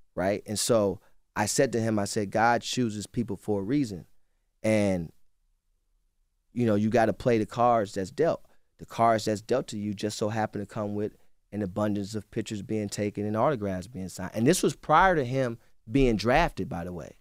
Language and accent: English; Cleveland, Ohio, United States; I'm from Cleveland